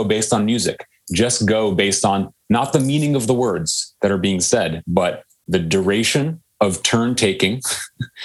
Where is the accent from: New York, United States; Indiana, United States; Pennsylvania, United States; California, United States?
California, United States; Menlo Park; a lawyer father growing up in the lovely rolling hills of Menlo Park, California